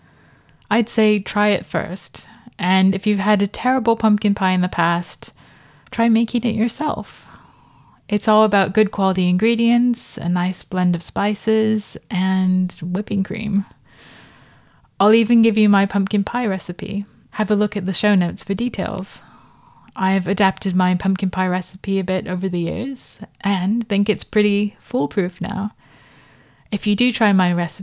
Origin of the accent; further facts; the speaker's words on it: Los Angeles, California, United States; now in London, United Kingdom; As a child growing up in Los Angeles